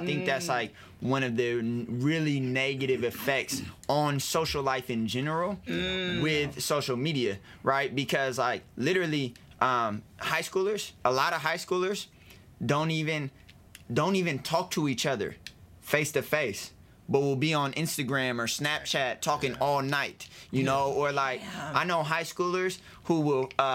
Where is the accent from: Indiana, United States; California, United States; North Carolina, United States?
California, United States; Alameda; we grew up in Alameda. That's like a small town.